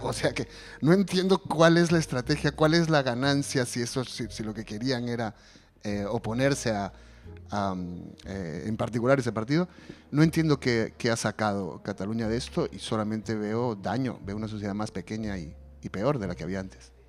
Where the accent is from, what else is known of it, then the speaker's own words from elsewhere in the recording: Peru; now in Spain; las poco más de dos décadas que llevo viviendo fuera de Perú y que te van convirtiendo en una persona que ya nunca volverá a ser el peruano